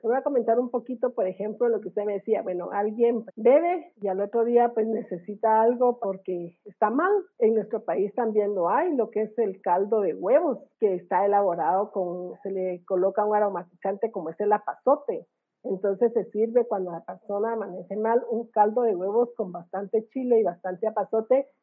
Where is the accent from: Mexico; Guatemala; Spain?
Guatemala; irnos presentando como guatemaltecos